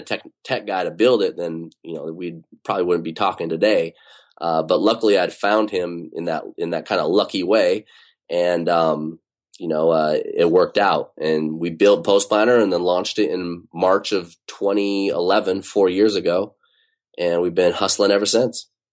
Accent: Utah, United States; now in Bay Area, United States; I grew up in Utah

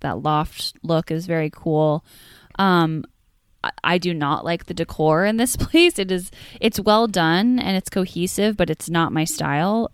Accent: Omaha, Nebraska, United States; my hometown was in Omaha

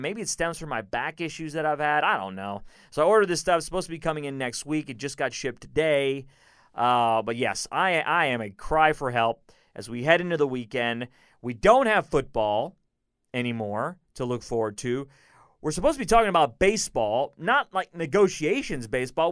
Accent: Houston, Texas, United States; born or raised there; also born or lived in Chicago

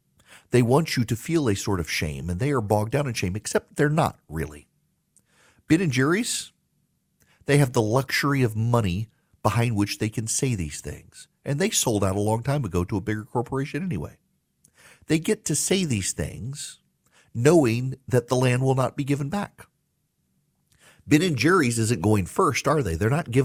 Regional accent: Dubai, United Arab Emirates; also born or lived in United States; I was born and raised in the United States. Well, okay, not fair. I grew up in Dubai, but I was born here in the United States.

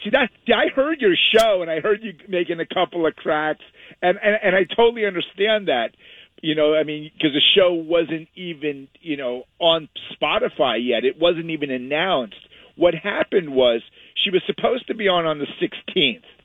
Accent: the Hamptons, Long Island, New York, United States; moved away as an adult; also born or lived in Westhampton Beach; now in California, United States; I grew up in the Hamptons in the East Coast

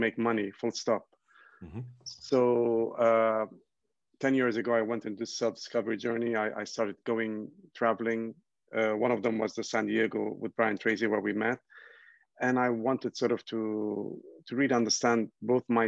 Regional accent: Ghana; also born or lived in Lebanon / United Kingdom; I'm originally from Lebanon in the Middle East. And my parents immigrated to Ghana, West Africa, and I was born here in Ghana.

